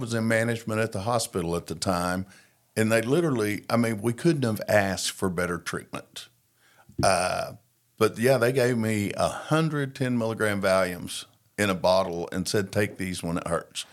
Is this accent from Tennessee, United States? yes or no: no; Tulsa, Oklahoma, United States; I was born in Tulsa, Oklahoma.